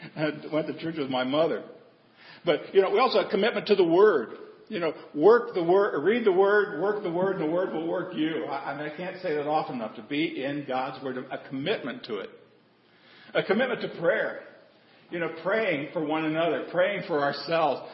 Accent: Nebraska, United States; now in Texas, United States; I grew up in Nebraska, raised by my grandparents.

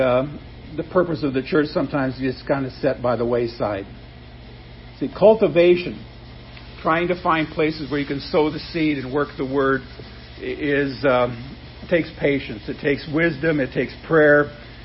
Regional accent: Nebraska, United States; growing up in Nebraska.

